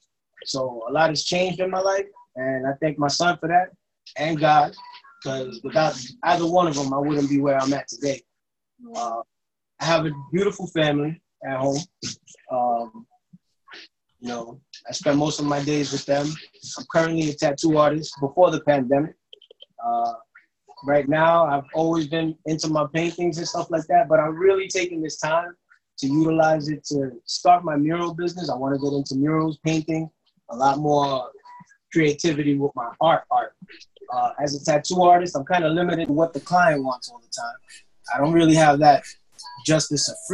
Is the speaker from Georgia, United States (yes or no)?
no; Brentwood, New York, United States; Born and raised in Brentwood, New York